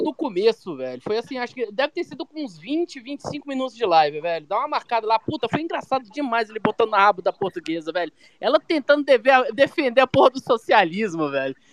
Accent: Brasília, Federal District, Brazil; eu sou de Brasília, né? Infelizmente. Eu sou. Eu moro aqui e nasci aqui

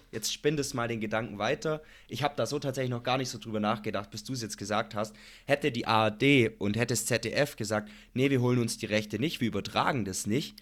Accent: Germany; bei uns in Deutschland

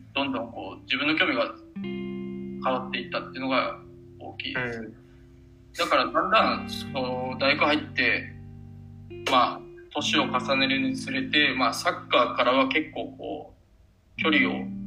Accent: Osaka, Japan; also born or lived in Kobe; もともと地元が大阪で、まあ、大学も神戸の方に行ってた

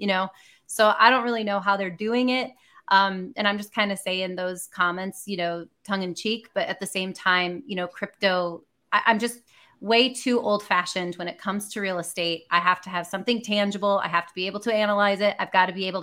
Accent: Michigan, United States; now in Georgia, United States; I'm from Michigan originally. I live in Georgia now

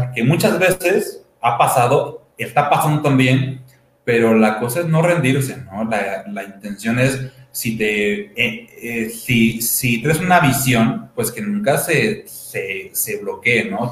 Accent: Toluca, State of Mexico, Mexico; soy de Toluca

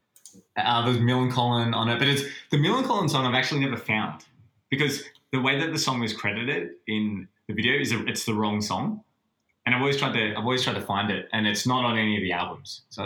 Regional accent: Sydney, New South Wales, Australia; also born or lived in Coogee; growing up when I was in Bexley, like, living nowhere near the beach, Cronulla's the closest.

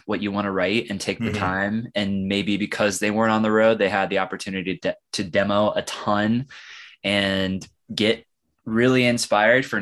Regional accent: Kansas City, United States; I grew up in Kansas City

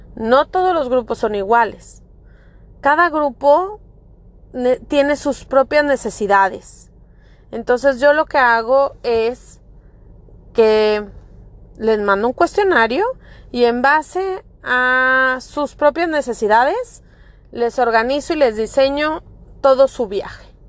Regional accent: Monterrey, Nuevo León, Mexico; moved away as an adult; now in Florida, United States; Yo soy mexicana de Monterrey, Nuevo León.

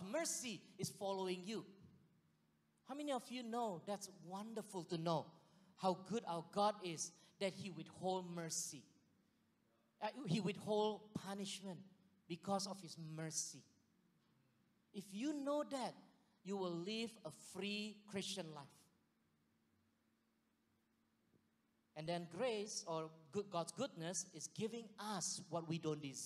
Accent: Singapore; moved away; I was from Singapore

